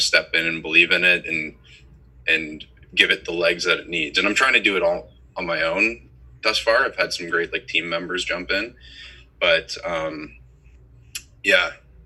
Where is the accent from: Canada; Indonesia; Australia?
Canada; Toronto, Ontario; I grew up in Toronto